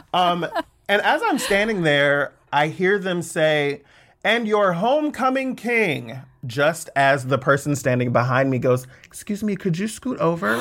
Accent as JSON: {"language": "English", "town": "Fairfield", "region": "California", "country": "United States", "tie": "born or raised there", "also_born_or_lived": "Suisun City, California / Atlanta, Georgia", "moved": "as an adult", "said": "I grew up in the Bay Area, in Fairfield"}